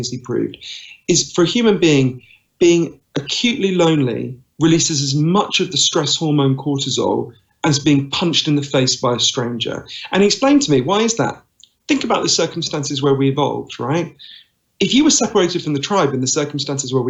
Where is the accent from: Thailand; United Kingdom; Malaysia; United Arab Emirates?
United Kingdom; accent: Downton Abbey voice; also born or lived in East London / United States; here in London, as you can tell from my weird Downton Abbey voice. I'm British